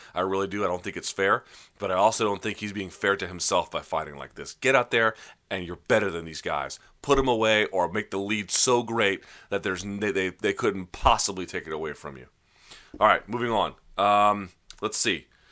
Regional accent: Washington, District of Columbia, United States; just outside my hometown. They call it a D C

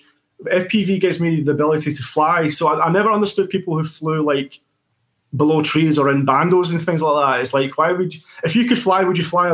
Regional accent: Scotland, United Kingdom; we're Scottish

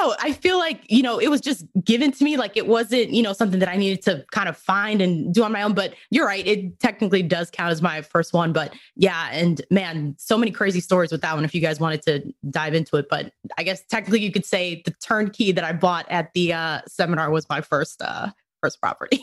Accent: New York, United States; moved away as an adult; also born or lived in Dominican Republic / Cleveland, Ohio / Rhode Island; now in Dallas-Fort Worth, United States; ended up moving to New York with my family. That's primarily where I grew up

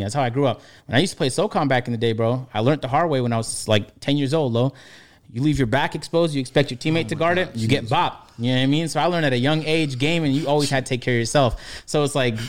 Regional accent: Toronto, Ontario, Canada; moved away; growing up in Toronto, or even in University of Niagara

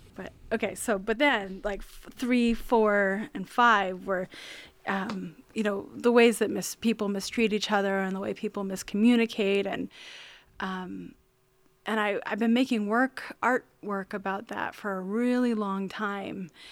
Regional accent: rural central Maine, United States; I grew up on a farm in rural central Maine, up on top of a hill

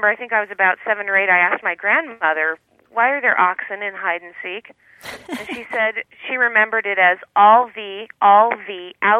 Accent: Portland, Oregon, United States; now in Montevideo, Uruguay; I'm originally from Portland, Oregon.

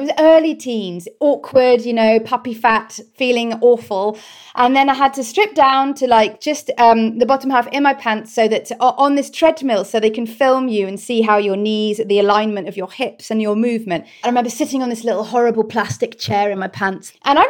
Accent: Cornwall, South West England, United Kingdom; born or raised there

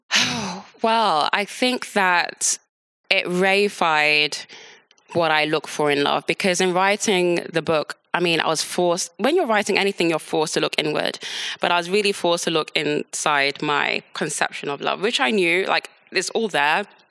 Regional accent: London, United Kingdom; also born or lived in Nigeria; I was born in London, grew up in London

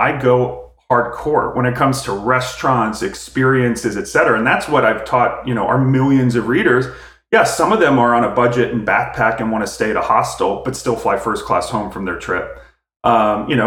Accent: outside of Philadelphia, Pennsylvania, United States; I grew up outside of Philadelphia

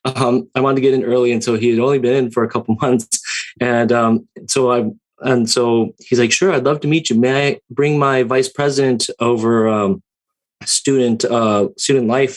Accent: Santa Ana, California, United States; moved away; also born or lived in Hawaii; growing up um, in uh, Orange and Santa Ana, California

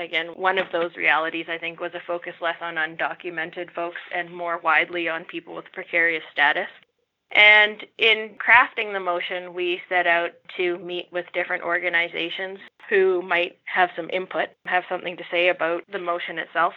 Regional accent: Saskatoon, Saskatchewan, Canada; moved away as an adult; now in Regina, Canada; I come from Saskatchewan. I come from Saskatoon. I've been living in Regina for nine years now.

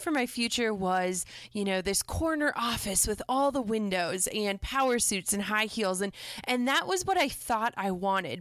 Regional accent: Minnesota, United States; I'm from Minnesota originally

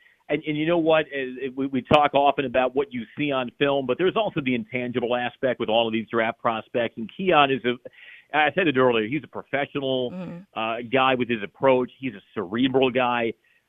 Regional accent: Chicago, Illinois, United States; accent: Chicago; But I grew up in Chicagoland. You know, the vowels are not quite as flat as they used to be now talking with various folks. But I'm Chicagoan, born and raised

